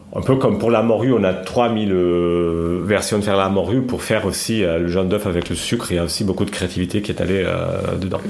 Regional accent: Lisbon, Portugal; French is a second language; moved away as an adult; now in Paris, France; je viens de Lisbonne. Je suis, je suis né à Lisbonne, j'ai grandi là-bas

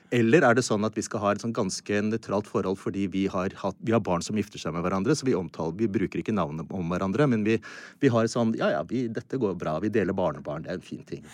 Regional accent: Norway; som nordmann

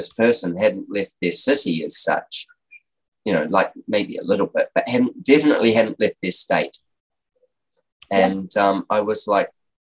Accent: New Zealand; moved away; I'm a New Zealander

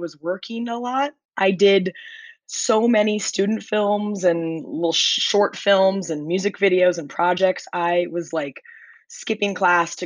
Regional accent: Nebraska, United States; moved away as an adult; also born or lived in New York; I grew up in Nebraska

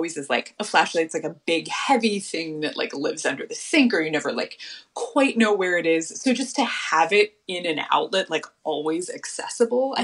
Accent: Southern California, United States; also born or lived in Boston / New York; growing up in Southern California

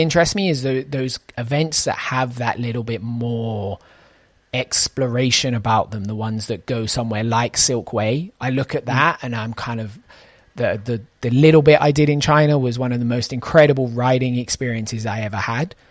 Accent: United Kingdom; as a British person

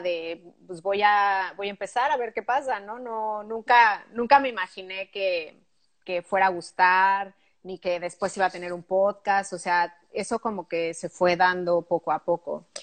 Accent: Pachuca, Hidalgo, Mexico; moved away as an adult; also born or lived in Mexico City / Barcelona / London / Italy; now in Luxembourg; se llama Pachuca. Está a 90 kilómetros al norte de la Ciudad de México

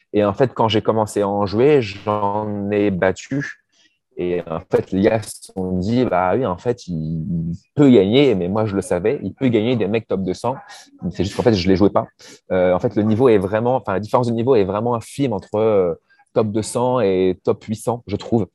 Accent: Normandy, France; je suis normand

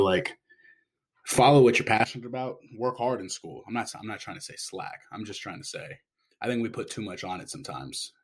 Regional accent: San Diego, California, United States; moved away as an adult; also born or lived in New York City; I'm originally from San Diego

